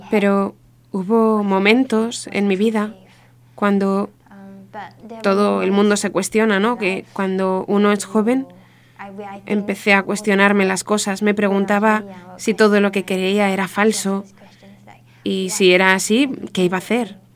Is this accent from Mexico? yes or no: no; Singapore; y cumplo 28 años este año. Nací en Singapur. Yo y mis hermanas, somos cuatro, crecimos en una familia protestante, una familia protestante muy estricta.